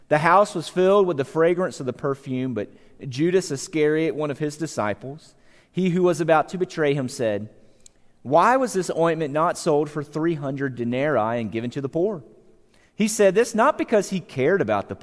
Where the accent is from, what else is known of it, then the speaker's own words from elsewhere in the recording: Savannah, Georgia, United States; I grew up in Georgia. I lived in Savannah, Georgia